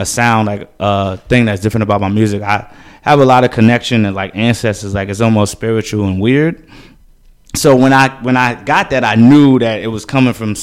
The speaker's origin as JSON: {"language": "English", "town": "New York City", "region": "New York", "country": "United States", "tie": "born or raised there", "said": "when I was growing up in Harlem"}